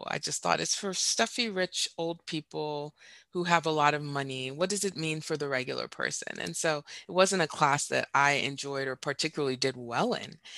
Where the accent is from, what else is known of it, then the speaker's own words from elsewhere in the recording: Dubai, United Arab Emirates; also born or lived in Saudi Arabia / Doha, Qatar; now in United States; In fact, my dad was a physician and I grew up in the Middle East. I grew up in Dubai and in Saudi Arabia and Doha, Qatar.